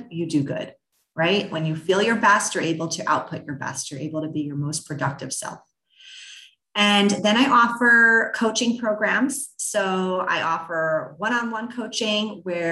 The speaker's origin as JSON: {"language": "English", "region": "New York", "country": "United States", "said": "I'm a New Yorker"}